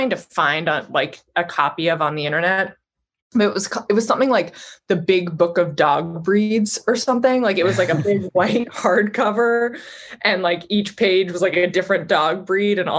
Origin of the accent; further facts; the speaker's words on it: Vancouver, British Columbia, Canada; now in New York, United States; I'm originally from Vancouver, Canada.